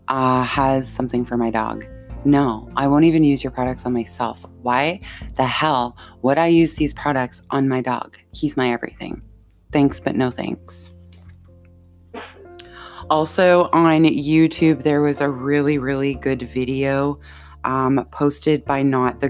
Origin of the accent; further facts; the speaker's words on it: Canada; also born or lived in Ontario (lives near Toronto); I'm Canadian. I live in Ontario